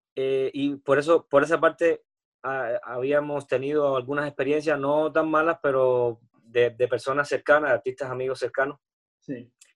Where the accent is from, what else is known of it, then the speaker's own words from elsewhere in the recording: Cuba; moved away as an adult; also born or lived in Spain; soy cubano, soy artista, soy cantante